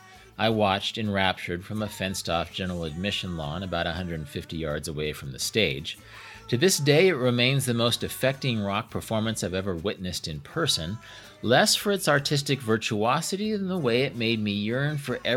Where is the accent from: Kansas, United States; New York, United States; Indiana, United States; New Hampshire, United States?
Kansas, United States; I grew up in Kansas